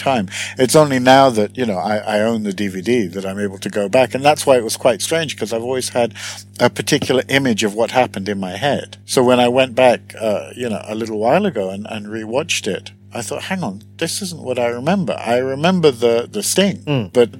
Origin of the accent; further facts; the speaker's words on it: United Kingdom; moved away as an adult; now in Sweden; I'm British originally, Swedish naturalized now, and was born and pretty much grew up in the UK